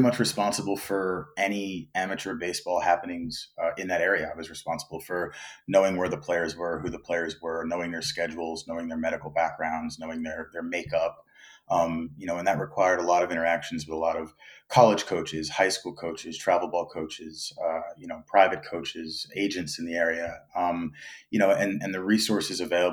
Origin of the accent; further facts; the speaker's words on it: New York, United States; moved away as an adult; now in South Korea; I was born and raised in New York